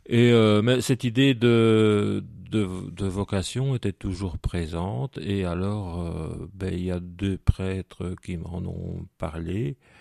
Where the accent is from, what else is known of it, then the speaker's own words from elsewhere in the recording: Soignies, Wallonia, Belgium; Je suis né à Soigny et de parents sonégiens, de grands-parents sonégiens et même avant